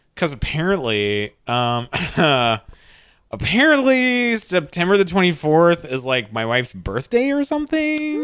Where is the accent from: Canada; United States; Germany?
Canada; as a Canadian